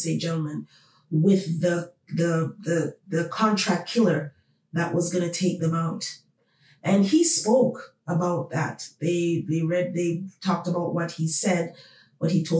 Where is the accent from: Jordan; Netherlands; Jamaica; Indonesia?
Jamaica; now in Toronto, Canada; my home country, Jamaica